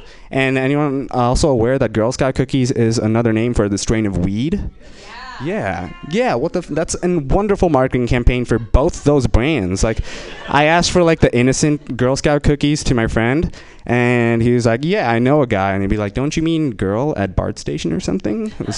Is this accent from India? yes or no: yes; India; I'm Indian, and I will be exploiting that for this next joke.